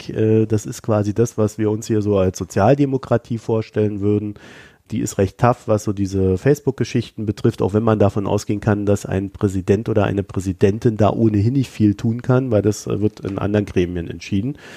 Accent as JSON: {"language": "German", "region": "East Germany", "country": "Germany", "said": "die Vergangenheit hilft mir nicht weiter und das sage ich jetzt als Ossi."}